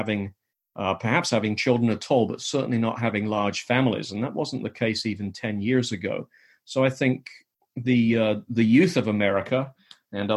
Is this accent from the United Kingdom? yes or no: yes; England, United Kingdom; now in United States; I had a somewhat unusual upbringing as a child growing up in England